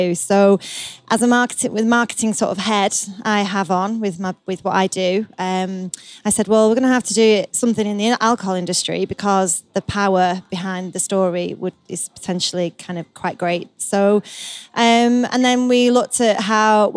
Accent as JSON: {"language": "English", "town": "Salford", "region": "North West England", "country": "United Kingdom", "tie": "born or raised there", "said": "we are actually genuinely four sisters, born and bred in Salford."}